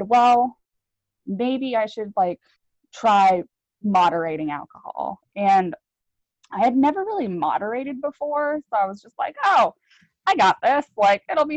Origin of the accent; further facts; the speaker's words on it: Virginia, United States; now in Sandy, Oregon, United States; I grew up in Virginia